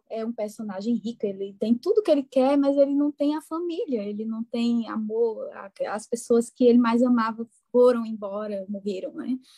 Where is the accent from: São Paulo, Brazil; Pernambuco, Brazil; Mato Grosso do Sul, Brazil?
Pernambuco, Brazil; interior of; accent: pernambucano do interior; com esse meu sotaque pernambucano do interior de Pernambuco